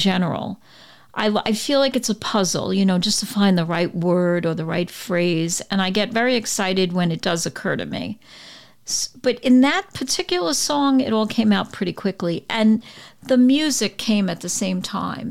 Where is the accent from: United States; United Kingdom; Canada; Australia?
United States; New York City, New York; I grew up on the Brooklyn-Queens border